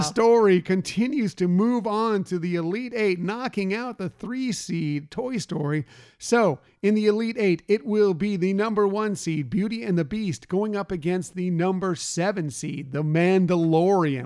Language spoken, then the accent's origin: English; California, United States; I grew up in California